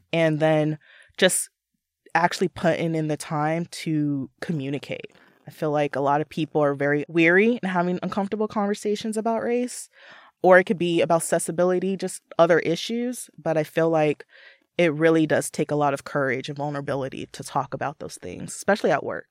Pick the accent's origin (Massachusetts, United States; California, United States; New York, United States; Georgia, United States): California, United States; Southern; moved away as an adult; also born or lived in Los Angeles; now in Seattle, United States; I'm originally from Southern California.